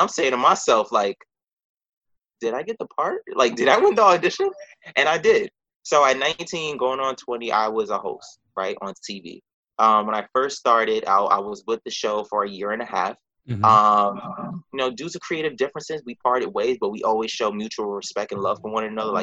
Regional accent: New York City, New York, United States; I was born and raised in New York

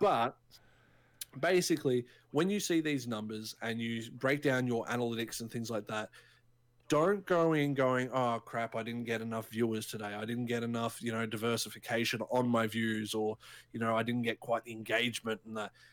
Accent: Australia; we're both Australian

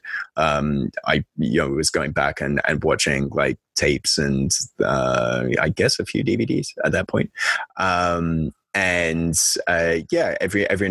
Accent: England, United Kingdom; now in Japan; I'm British

